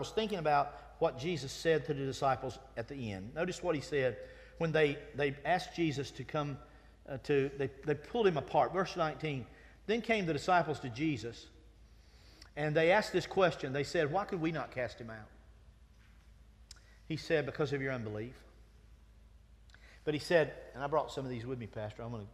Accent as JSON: {"language": "English", "town": "Winston-Salem", "region": "North Carolina", "country": "United States", "tie": "born or raised there", "said": "I grew up in Winston-Salem."}